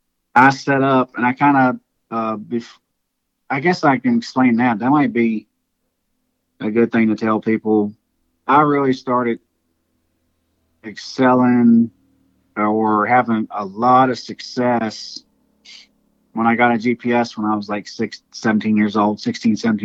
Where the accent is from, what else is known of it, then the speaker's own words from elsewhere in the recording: Virginia, United States; I was from Virginia